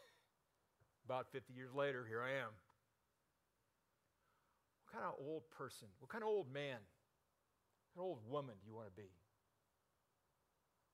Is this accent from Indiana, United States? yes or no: no; Burbank, California, United States; I grew up in Burbank